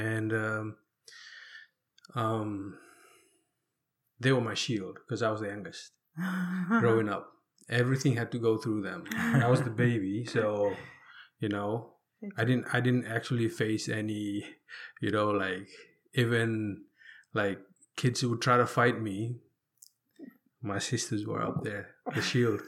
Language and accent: English; Taveuni, Northern Division, Fiji; moved away as an adult; also born or lived in Hawaii; So I was born and raised in Fiji. So specifically on an island called Taveuni